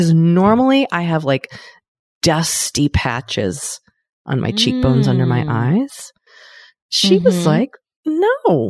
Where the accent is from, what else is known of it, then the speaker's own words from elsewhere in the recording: Los Angeles, California, United States; I'm from Los Angeles.